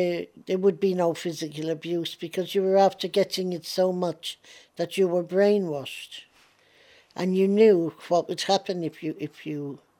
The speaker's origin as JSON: {"language": "English", "country": "Ireland", "moved": "yes", "lives_now": "London, United Kingdom", "said": "I still look on Ireland as my home. I am an Irish patriot."}